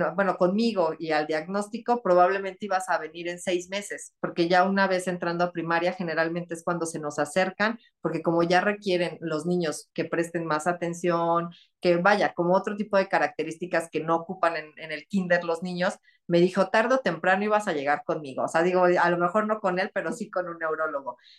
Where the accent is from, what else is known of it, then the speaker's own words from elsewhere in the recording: Texcoco, State of Mexico, Mexico; yo soy de aquí de Texcoco, Estado de México